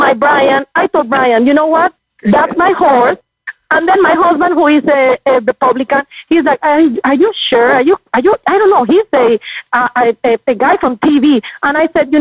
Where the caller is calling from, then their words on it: California, United States; I'm calling from California